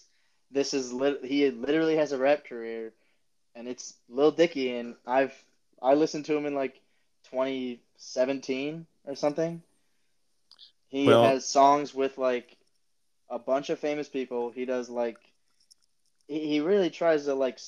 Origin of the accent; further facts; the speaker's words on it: Upper Dublin, Pennsylvania, United States; I grew up in Upper Dublin, played Cheltenham in basketball